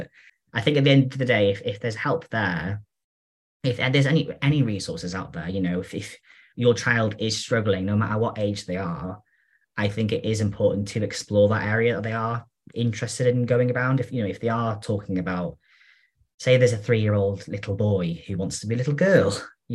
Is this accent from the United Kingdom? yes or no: yes; North Wales, United Kingdom; I'm from North Wales, so I'm from a very rural area with sheep